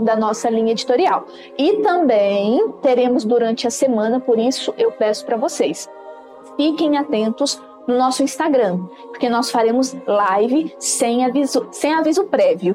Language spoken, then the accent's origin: Portuguese; Brazil; eu sou brasileira